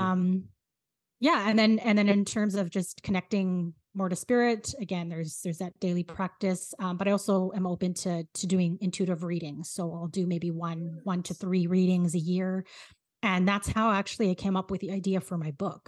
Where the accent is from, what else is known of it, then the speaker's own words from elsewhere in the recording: Philippines; as a Filipino